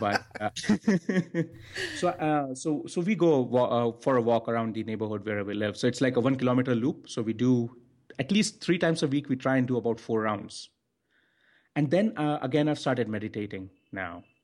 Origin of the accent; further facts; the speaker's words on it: India; I'm from India